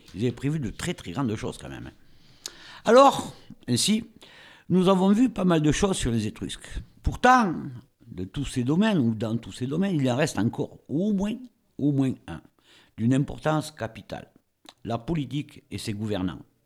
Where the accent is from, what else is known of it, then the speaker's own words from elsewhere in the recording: France; Chez nous, en France